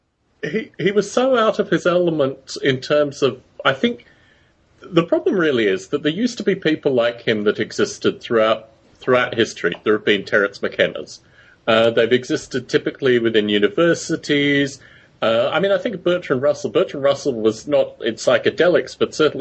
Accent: Australia; moved away; also born or lived in United Kingdom; growing up in Australia

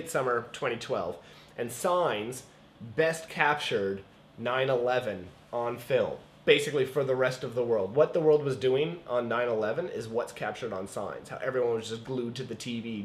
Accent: East Coast Canada, Atlantic Canada, Canada; I'm from the East Coast Canada, so we were a little bit behind to begin

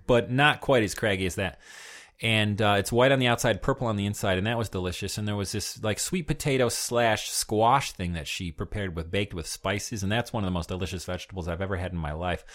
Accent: United States; being an American

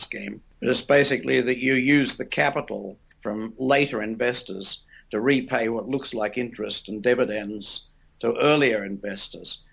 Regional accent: Australia; also born or lived in England; I'm Australian

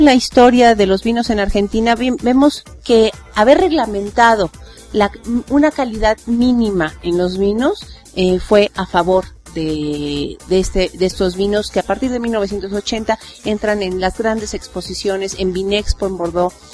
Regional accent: Mexico; a nosotros como mexicanos

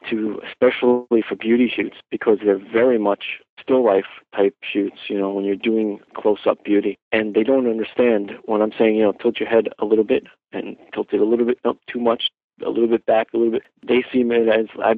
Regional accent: New York, United States; also born or lived in Los Angeles, California; I'm born and raised in New York

